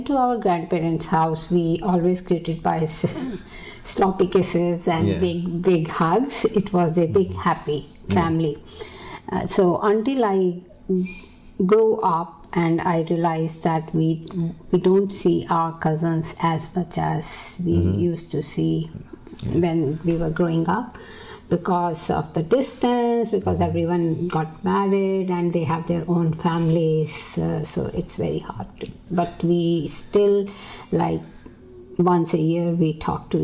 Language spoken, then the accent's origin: English; New Delhi, Delhi, India; moved away as an adult; now in United States; I was born in India, in New Delhi